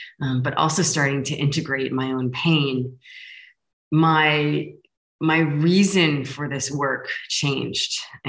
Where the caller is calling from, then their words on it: Lisbon, Portugal; I'm sending love from Lisbon.